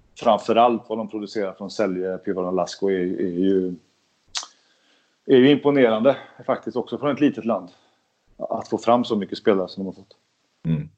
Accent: Sweden; jag är ju svensk

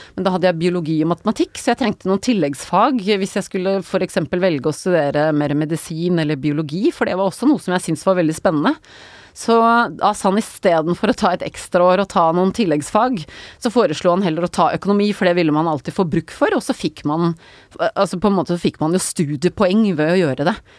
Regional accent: Nøtterøy, Vestfold, Norway; Jeg er fra Nøtterøy

